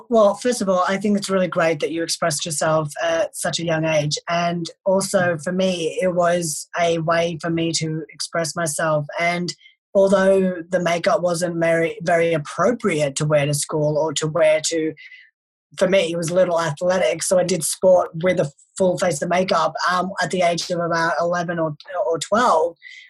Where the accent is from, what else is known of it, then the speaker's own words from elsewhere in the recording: India; born there; Like, obviously I'm Indian, I was born in India, but I am very westernized.